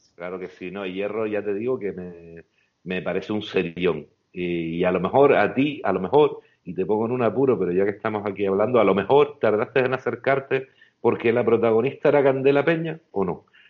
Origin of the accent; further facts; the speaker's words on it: Canary Islands, Spain; como canarios